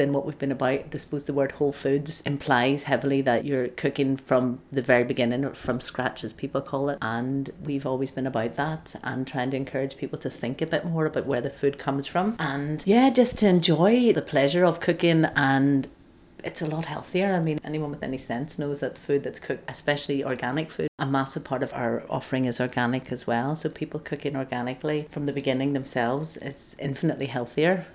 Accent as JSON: {"language": "English", "town": "Belfast", "region": "Northern Ireland", "country": "United Kingdom", "tie": "born or raised there", "moved": "yes", "lives_now": "Glasgow, United Kingdom", "said": "growing up in Belfast, which I thought it left behind when I moved to Glasgow"}